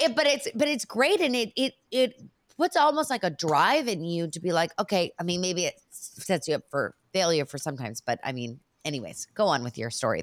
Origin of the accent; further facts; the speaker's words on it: Bay Area, California, United States; I grew up in the Bay Area